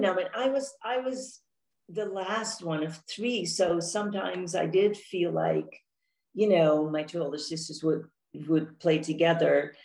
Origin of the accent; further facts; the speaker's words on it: Netherlands; moved away as an adult; also born or lived in Amsterdam / Orange County, California; now in San Diego, United States; I was born and raised in Holland, in the Netherlands